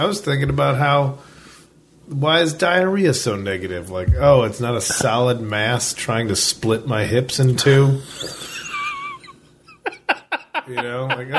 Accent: Addison, United States; born or raised there

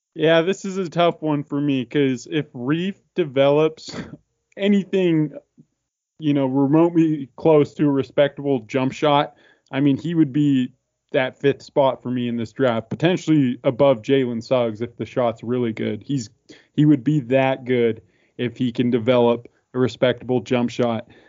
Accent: Spokane, Washington, United States; we are pretty much diehard Gonzaga fans growing up in Spokane, Washington

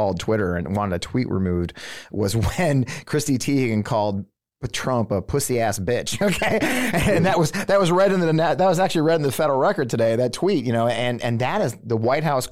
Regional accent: St. Louis, Missouri, United States; born or raised there; moved away as an adult

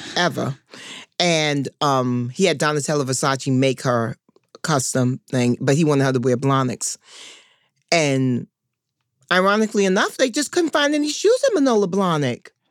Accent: New York City, New York, United States; I'm from Harlem

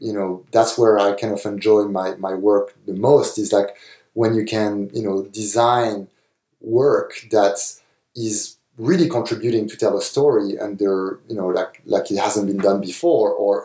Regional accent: France; moved away; when I was growing up in France

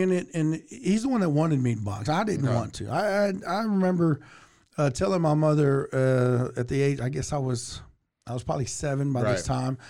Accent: Waco, Texas, United States; I was born and raised here in Waco. I started boxing at the Waco Boxing Club when I was 6 years old.

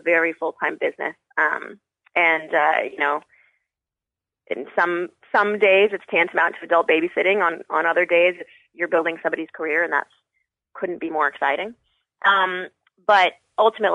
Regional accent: Albuquerque, New Mexico, United States; moved away; also born or lived in Michigan; I'm originally from Albuquerque, New Mexico

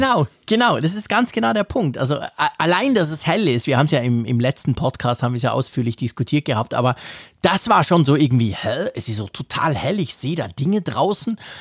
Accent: Switzerland; first language Swiss German; das Schweizerdeutsch ist schon nicht nur, das ist letztendlich unsere Sprache

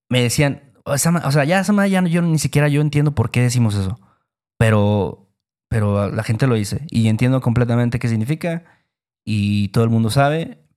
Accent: Veracruz, Mexico; expresiones que usamos en Veracruz.

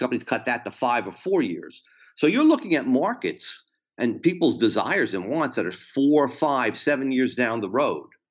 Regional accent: New Jersey, United States; I'm from New Jersey

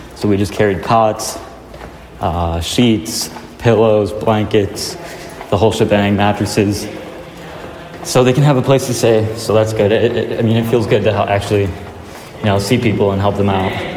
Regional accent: Midland, Michigan, United States; my hometown

